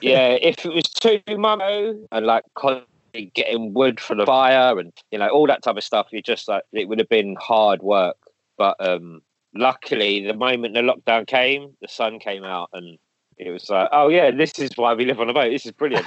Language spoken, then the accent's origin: English; London, United Kingdom; I grew up like in Kilburn, same thing in the eighties